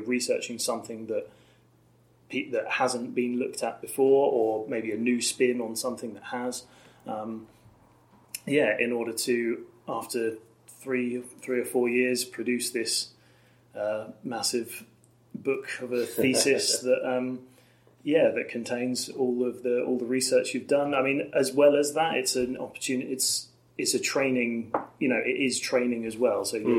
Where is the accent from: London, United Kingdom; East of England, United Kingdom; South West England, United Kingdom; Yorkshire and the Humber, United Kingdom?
East of England, United Kingdom; Norwich; you know it because we live here, but you speak to lots of people and you say, yeah, I'm from Norwich, and you just get, oh... Where's that?